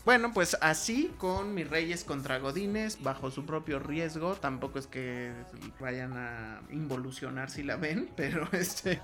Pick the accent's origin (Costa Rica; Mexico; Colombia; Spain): Mexico; uno como mexicano